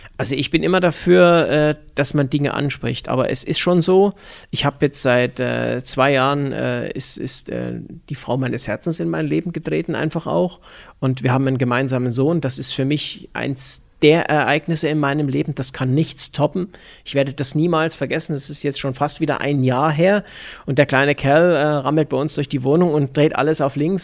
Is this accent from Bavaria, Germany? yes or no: yes; Upper Franconia, Bavaria, Germany; moved away as an adult; also born or lived in near Erfurt, Thuringia; now in Füssen, Germany; als Oberfranke, ja, wir haben Nürnberg Ice Tigers